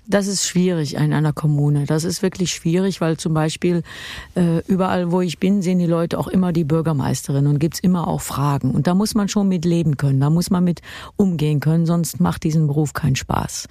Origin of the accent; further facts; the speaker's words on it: Kerkrade, Limburg, Netherlands; Kerkrade die Stadt ist, wo ich geboren bin